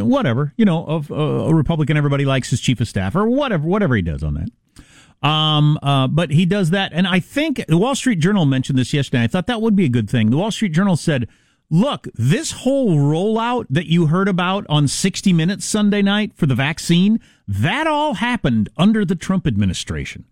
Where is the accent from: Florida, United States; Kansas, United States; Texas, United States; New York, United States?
Kansas, United States; in Kansas, my home state